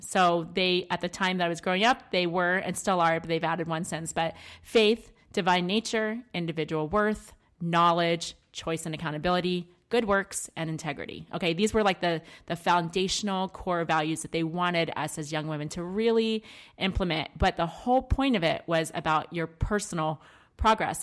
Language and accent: English; Maryland, United States; I grew up in Maryland